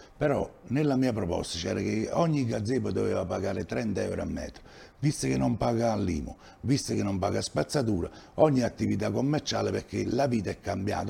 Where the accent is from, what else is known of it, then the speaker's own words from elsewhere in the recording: Villaricca, Campania, Italy; Io sono cresciuto a Villaricca